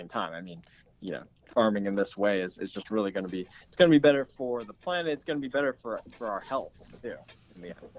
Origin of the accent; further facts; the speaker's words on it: New England, Maine, United States; I grew up in New England in Maine, in kind of a rural area.